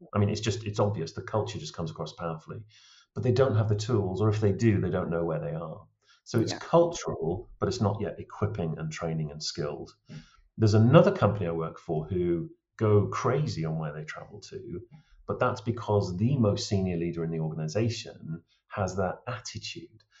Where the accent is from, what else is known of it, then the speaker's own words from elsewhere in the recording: Lake District, North West England, United Kingdom; now in Cairngorms, Scotland; I was brought up in the Lake District